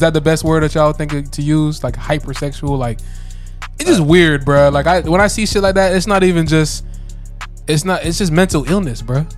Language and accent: English; Florida, United States; we're from Florida